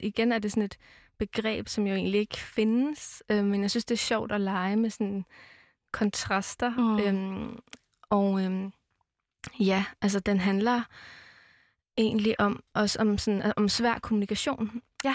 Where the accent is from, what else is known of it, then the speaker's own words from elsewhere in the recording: Amager, Capital Region of Denmark, Denmark; jeg er vokset op på Amager